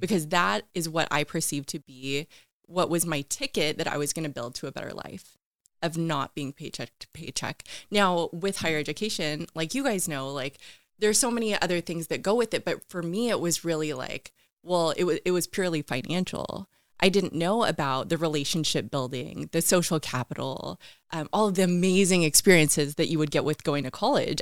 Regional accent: West Richland, Washington, United States; I grew up in Eastern Washington in West Richland, um, actually in a trailer park area.

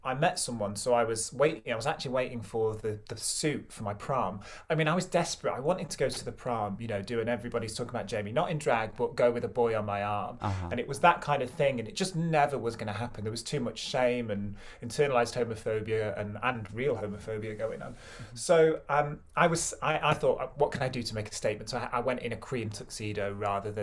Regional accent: Stockport, North West England, United Kingdom; I grew up in Stockport, which is like a little growth on the bottom of Greater Manchester, a little satellite town.

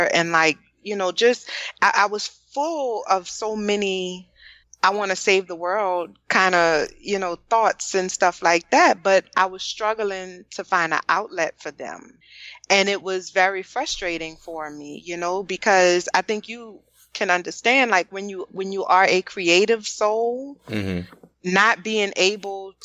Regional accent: New Orleans, Louisiana, United States; I'm from New Orleans

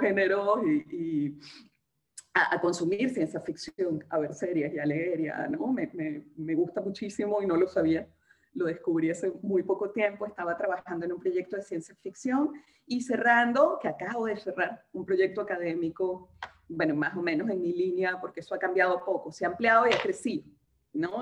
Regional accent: Venezuela; accent: muy venezolana; moved away as an adult; now in Peru; desde que salí de Venezuela

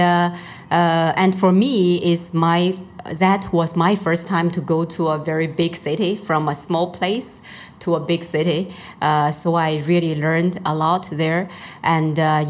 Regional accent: Luoyang, Henan, China; English is a second language; moved away as an adult; also born or lived in Beijing; I grew up in countryside in Middle China, Henan province.

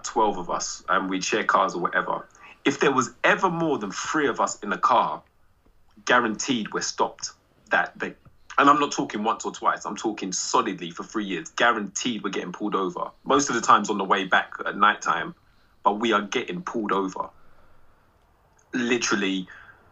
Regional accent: London, United Kingdom; We're all from London

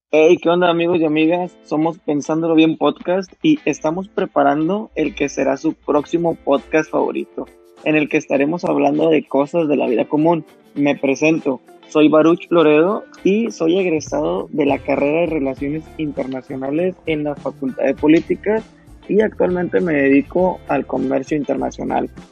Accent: Monterrey, Nuevo León, Mexico; soy de la ciudad de Monterrey

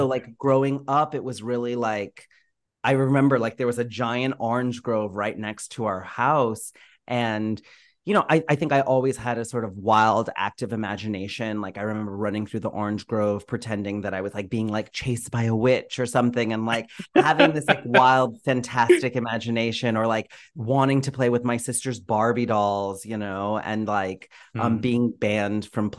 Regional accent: New York, United States; also born or lived in Boston; So, you know, I was born in Boston. I don't remember living there at all. My family moved immediately, pretty quickly after I was born, to New York. And I spent the first 4 years of my life in Queens and Ozone Park.

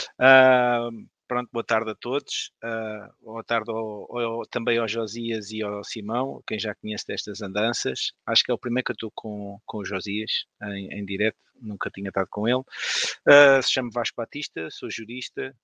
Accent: Odivelas, Lisbon, Portugal; sou de Canessas, sou de Canessas em Odivelas

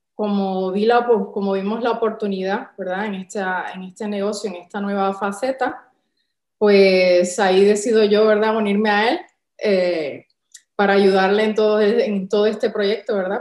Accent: San Juan, Puerto Rico; moved away as an adult; now in Málaga, Spain; si notas quizás por nuestro acento, pues no, somos de aquí, de España, originarios de España, somos de San Juan de Puerto Rico

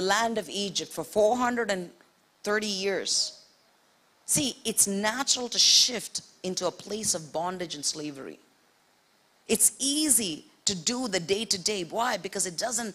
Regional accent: India; moved away; also born or lived in Middle East; I grew up in India.

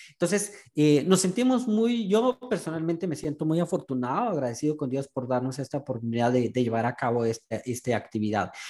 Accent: Guatemala; now in Houston, United States; Ciudadanos comunes que en su mayoría somos guatemaltecos que vivimos aquí en Houston

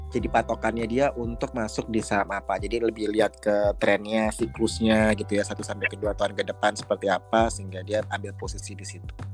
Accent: Padang, West Sumatra, Indonesia; Saya dulu anak perantauan dari Padang.

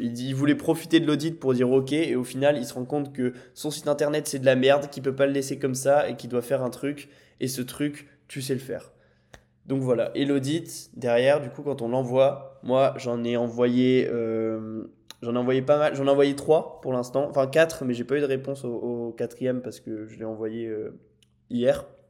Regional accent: Lille, Hauts-de-France, France; moved away as an adult; now in Nice, France; je suis parti de ma maison à Lille avec mes parents pour vivre tout seul à Nice

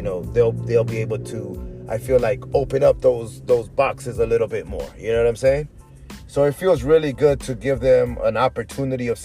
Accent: Inglewood, California, United States; moved away as an adult; also born or lived in Orange County, California / El Salvador; now in Las Vegas, United States; I love Inglewood, man. I was there 37 years

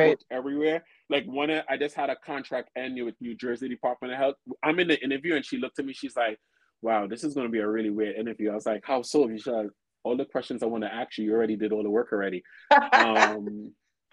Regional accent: Trinidad & Tobago; now in Brooklyn, United States; I'm from Trinidad

